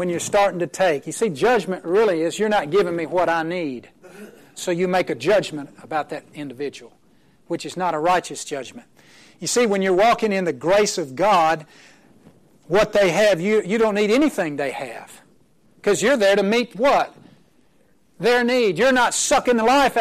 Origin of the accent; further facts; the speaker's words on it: Oklahoma, United States; I'm from Oklahoma. My wife is from New Jersey